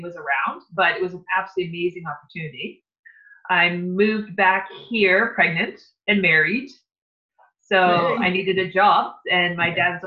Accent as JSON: {"language": "English", "area": "Lake Superior", "region": "Northern Ontario", "country": "Canada", "tie": "born or raised there", "said": "we were growing up on Lake Superior in Northern Ontario."}